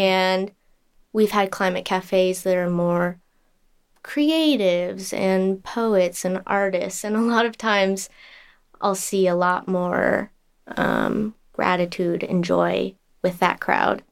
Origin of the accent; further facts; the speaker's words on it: Southern California, United States; I grew up in Southern California my entire life